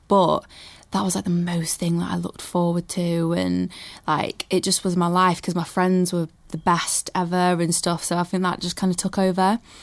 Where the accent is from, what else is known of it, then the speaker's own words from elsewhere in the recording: Manchester, North West England, United Kingdom; I was born in Manchester